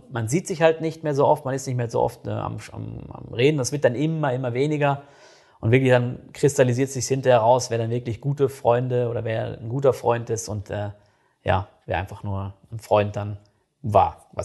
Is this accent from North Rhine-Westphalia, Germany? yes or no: yes; North Rhine-Westphalia, Germany; Ich komme selbst aus NRW und ich merke das jedes Mal, äh, wenn ich dann wieder da bin.